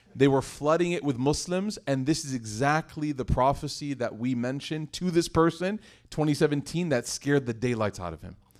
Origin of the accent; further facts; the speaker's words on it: United States; I'm from America